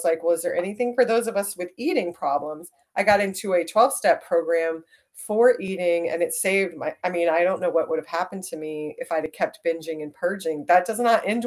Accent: Dallas, Texas, United States; I grew up in Dallas

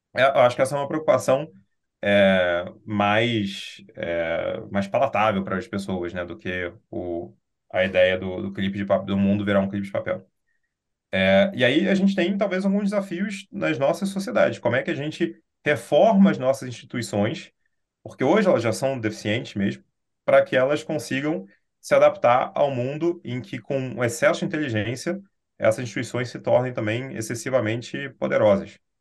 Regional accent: Brazil

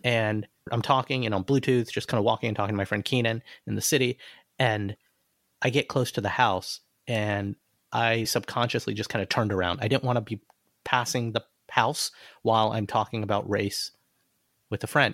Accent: Alabama, United States; moved away; growing up in Alabama, you drive down a street and you see Confederate flags

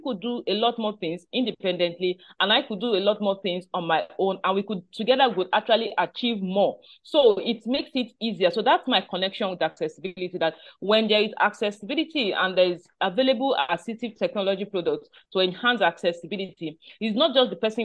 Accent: Nigeria; I am based in Nigeria. I'm a Nigerian

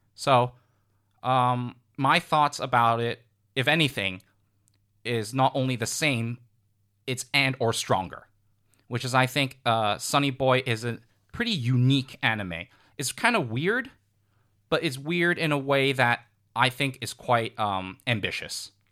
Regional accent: United States; I'm American.

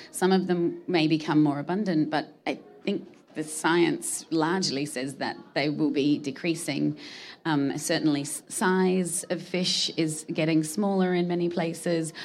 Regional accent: Australia; I'm from Australia

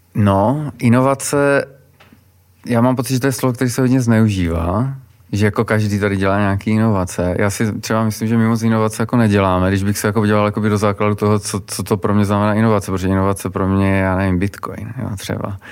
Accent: Czechia; my jako Češi

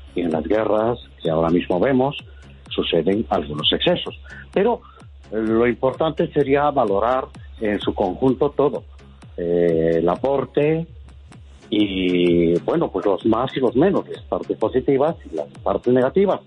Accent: Madrid, Community of Madrid, Spain; soy de Madrid

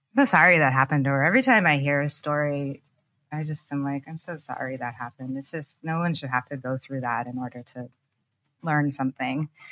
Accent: Pacific Northwest, United States; moved away as an adult; also born or lived in Soviet Union / New York; I was born in the former Soviet Union. My family came as political refugees in the late nineteen eighties. And I grew up in the Pacific Northwest

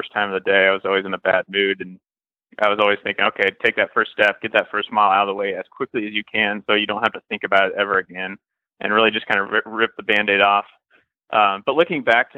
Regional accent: Iowa, United States; also born or lived in Kansas City / Nebraska / Missouri; now in St. Louis, United States; I grew up in Iowa, and I've kind of been all around the Midwest. I lived in Kansas City for a while, Nebraska, and now back down in Missouri

